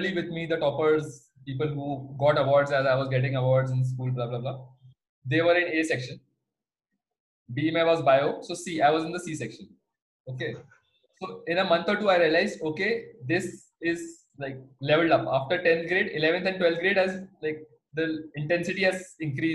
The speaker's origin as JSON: {"language": "English", "town": "Bhopal", "region": "Madhya Pradesh", "country": "India", "tie": "born or raised there", "said": "I'm from Bhopal."}